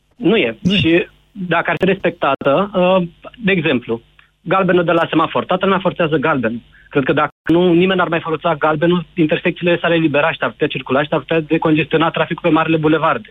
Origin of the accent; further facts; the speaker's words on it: Suceava, Suceava County, Romania; now in Bucharest, Romania; eu sunt din Suceava